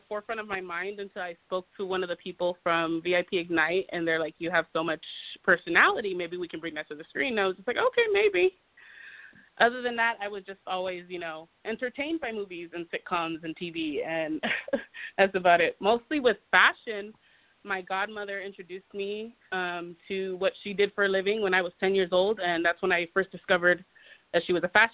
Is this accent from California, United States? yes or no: yes; California, United States; moved away as an adult; now in Nevada, United States; I am from California. I've lived in Nevada for the last